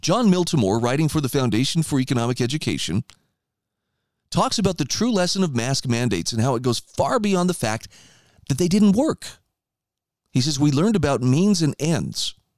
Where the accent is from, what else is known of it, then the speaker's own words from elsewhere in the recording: Idaho, United States; my home state of Idaho